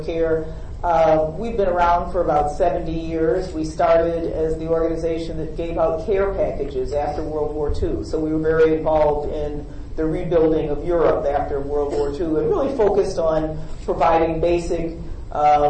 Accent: Buffalo, New York, United States; I'm from Buffalo, New York

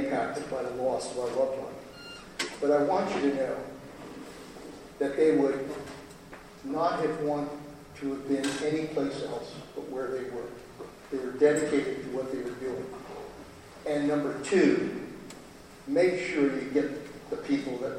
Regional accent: Pebble Beach, California, United States; Pebble Beach in my hometown

